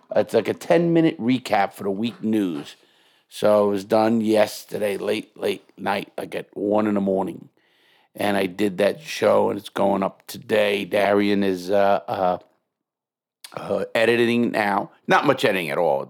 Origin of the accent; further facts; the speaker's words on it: New York, United States; moved away; also born or lived in Fort Lauderdale; I'm from New York